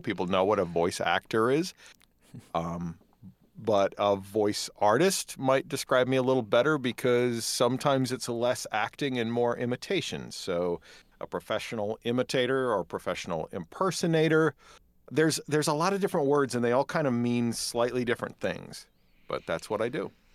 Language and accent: English; Dodgeville, Wisconsin, United States; moved away as an adult; also born or lived in Madison, Wisconsin / Kenosha, Wisconsin; now in Prairie du Sac, United States; I was born and raised in Dodgeville, Wisconsin